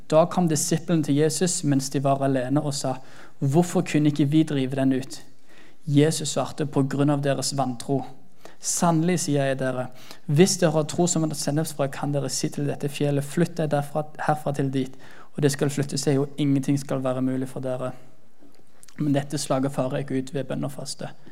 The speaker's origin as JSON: {"language": "Norwegian", "area": "Jæren", "region": "Rogaland", "country": "Norway", "said": "så sta som jærbu som jeg er"}